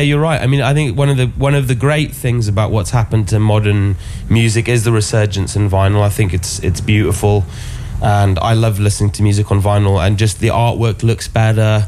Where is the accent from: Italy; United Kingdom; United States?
United Kingdom; Oxford, South East England; born or raised there; moved away